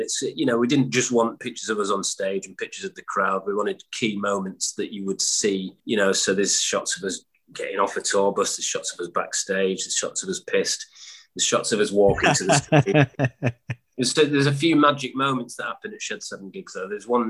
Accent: Stockport, North West England, United Kingdom; born there; I was born in Stockport, and my dad used to play in bands around pubs in that area.

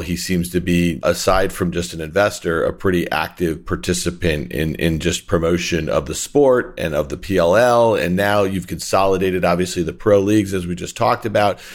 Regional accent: Syracuse, New York, United States; I grew up in Syracuse in Onondaga County

